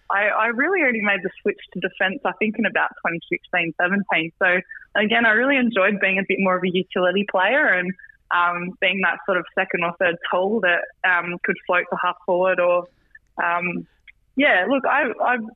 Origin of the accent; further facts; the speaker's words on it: New South Wales, Australia; Like, I'm really proud to say I come from New South Wales ACT.